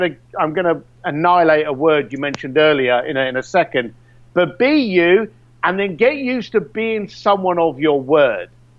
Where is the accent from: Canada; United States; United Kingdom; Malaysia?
United Kingdom; London; I'm a bricklayer from East London